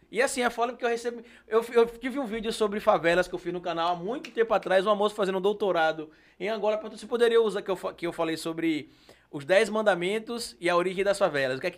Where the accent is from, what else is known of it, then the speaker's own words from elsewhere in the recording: Aracaju, Sergipe, Brazil; E quando você pergunta, você é de onde? Eu sou de Aracaju.